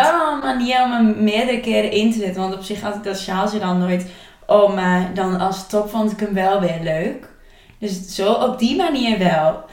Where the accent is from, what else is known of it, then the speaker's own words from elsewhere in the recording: Twente, Overijssel, Netherlands; accent: Twents; mijn Twents accent